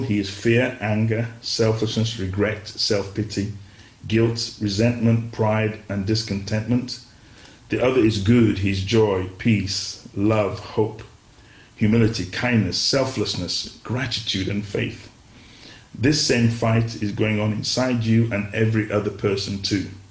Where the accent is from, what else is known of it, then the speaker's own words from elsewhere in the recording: Nigeria; now in England, United Kingdom; I grew up in Nigeria for a large part of my life